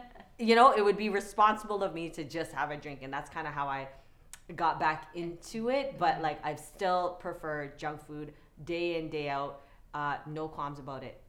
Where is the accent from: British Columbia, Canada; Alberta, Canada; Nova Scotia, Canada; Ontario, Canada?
Ontario, Canada; Toronto; I grew up in Regent Park before it was gentrified